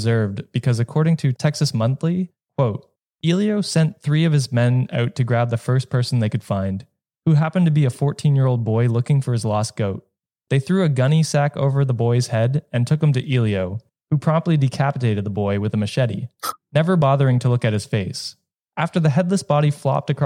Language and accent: English; Canada; as a Canadian